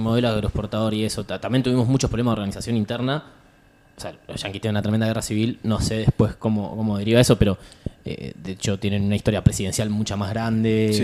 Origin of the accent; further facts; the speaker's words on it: Buenos Aires, Argentina; los porteños somos